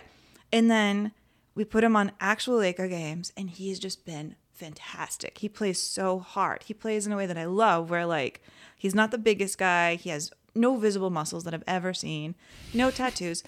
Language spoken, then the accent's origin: English; San Antonio, Texas, United States; now in Los Angeles, United States; when I was a kid, I grew up in San Antonio.